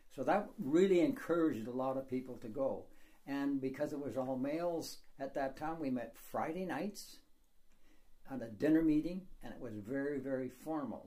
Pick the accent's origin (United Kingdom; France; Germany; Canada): Canada; I am from Canada, so I just speak English